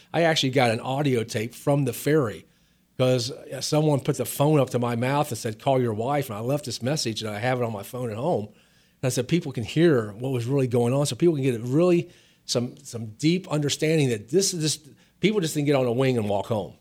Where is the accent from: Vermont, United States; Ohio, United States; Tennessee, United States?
Ohio, United States; outside of Cincinnati; moved away; also born or lived in Virginia; I grew up outside of Cincinnati, Ohio, a small town.